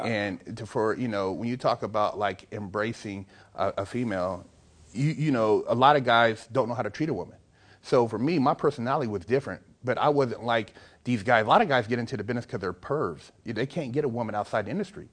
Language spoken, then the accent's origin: English; Sacramento, California, United States; now in Los Angeles, United States; I'm in L.A., but I'm from Sacramento originally.